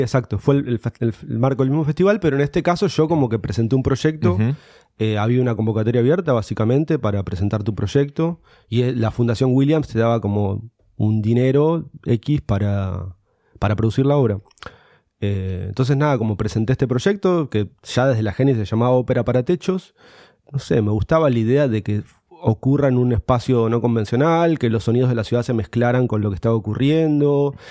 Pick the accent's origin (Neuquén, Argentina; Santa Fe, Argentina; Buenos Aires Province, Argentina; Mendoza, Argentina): Buenos Aires Province, Argentina; Morón; yo soy de Morón, de, de, la provincia de acá de Buenos Aires, cerquita.